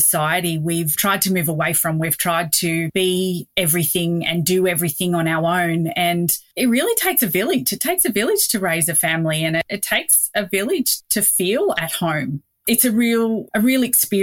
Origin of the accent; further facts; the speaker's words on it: Harden, New South Wales, Australia; also born or lived in Sydney; It's my hometown. I was born and raised here.